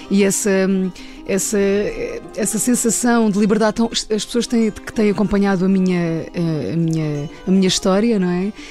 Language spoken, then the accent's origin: Portuguese; Ribatejo, Portugal; born there; Então, o meu irmão nasceu em Paredes eu nasci no Ribatejo